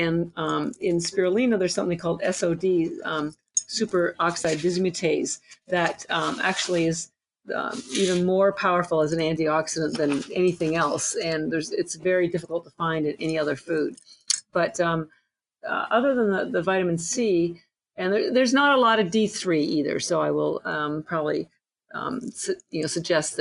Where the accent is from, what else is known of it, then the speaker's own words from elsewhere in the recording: Canada; I'm Canadian